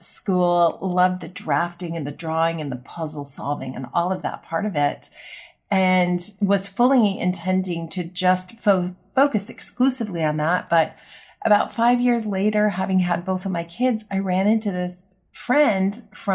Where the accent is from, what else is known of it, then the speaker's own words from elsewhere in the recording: Los Angeles, California, United States; I am originally from Los Angeles